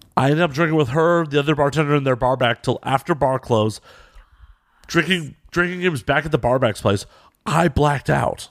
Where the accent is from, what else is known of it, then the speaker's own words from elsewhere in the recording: Chicago, Illinois, United States; accent: Chicago; my shitty Chicago accent.